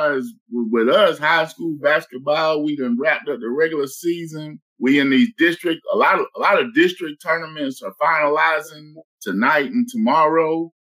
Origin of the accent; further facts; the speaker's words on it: Ocala, Florida, United States; now in Kentucky, United States; I'm from Ocala, Florida. The horse capital of the world.